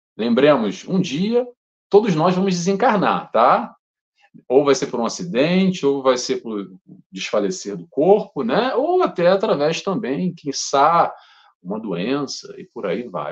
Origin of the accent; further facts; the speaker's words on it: Rio de Janeiro, Brazil; moved away as an adult; also born or lived in Brighton, United Kingdom / London, United Kingdom; now in Portugal; eu sou brasileiro, carioca